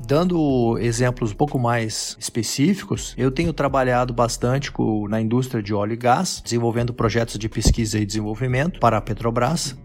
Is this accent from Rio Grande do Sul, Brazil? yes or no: yes; Rio Grande do Sul, Brazil; moved away as an adult; also born or lived in Santa Catarina / Australia; Sou gaúcho